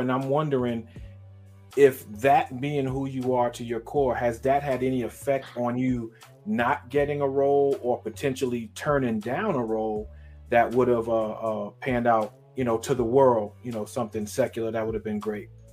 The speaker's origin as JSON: {"language": "English", "town": "New York City", "region": "New York", "country": "United States", "tie": "born or raised there", "moved": "yes", "said": "I'm born and raised in Brooklyn, New York"}